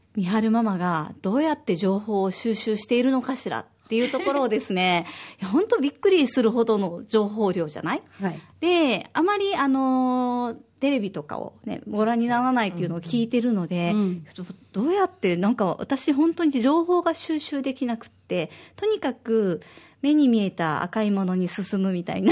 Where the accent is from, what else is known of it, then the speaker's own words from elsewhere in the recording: Osaka, Japan; now in Okinawa, Japan; 私は大阪出身